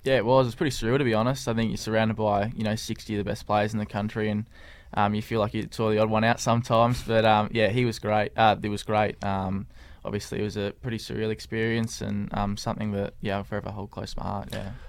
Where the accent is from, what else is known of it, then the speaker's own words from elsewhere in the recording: Clarence, Tasmania, Australia; growing up around the Clarence Footy Club